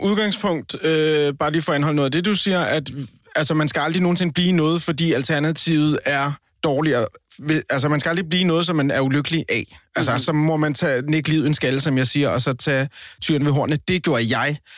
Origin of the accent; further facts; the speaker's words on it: Colombia; now in Denmark; Og så er jeg, så er jeg latino. Jeg er, jeg er colombianer